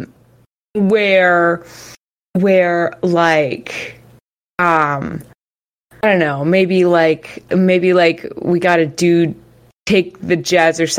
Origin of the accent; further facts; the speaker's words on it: Texas, United States; I'm from Texas